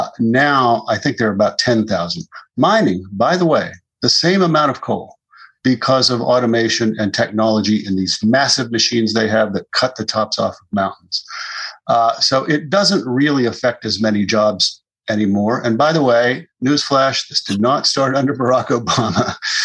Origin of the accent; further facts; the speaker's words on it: West Virginia, United States; I'm from West Virginia, and I grew up there.